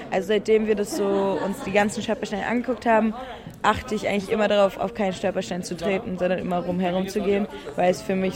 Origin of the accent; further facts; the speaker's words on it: Gdańsk, Pomeranian Voivodeship, Poland; moved away; ich komme von aus Danzig